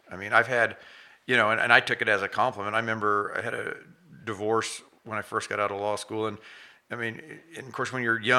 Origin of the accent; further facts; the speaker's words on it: Chautauqua, Kansas, United States; also born or lived in Saint Paul, Kansas; I grew up in Chautauqua, Chautauqua, And then I live in Saint Paul now. So, and I, yeah, so I'm, I'm local Southeast Kansas through and through.